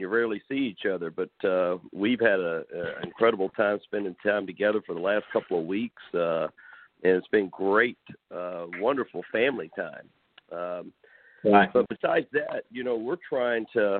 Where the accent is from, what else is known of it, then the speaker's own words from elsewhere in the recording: Madisonville, Kentucky, United States; moved away; growing up in Madisonville